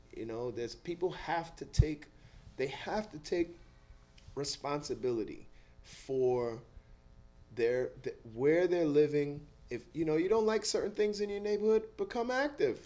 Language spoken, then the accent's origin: English; New York City, New York, United States; I grew up in Eastchester Projects